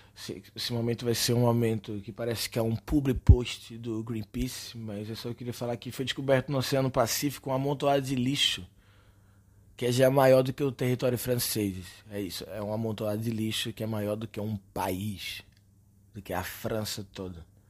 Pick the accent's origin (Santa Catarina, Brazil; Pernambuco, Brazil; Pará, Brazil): Pernambuco, Brazil; Recife; moved away; Eu sou recifense